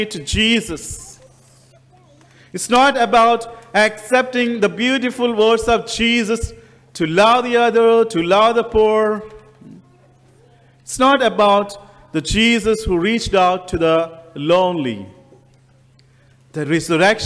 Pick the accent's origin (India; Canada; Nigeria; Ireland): India; moved away as an adult; And I come from India. And I didn't have an accent until I come to this country